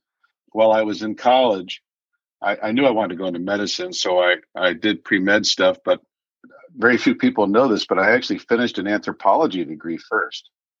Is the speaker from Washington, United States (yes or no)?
no; Cincinnati, Ohio, United States; moved away as an adult; also born or lived in Chicago; I grew up in Cincinnati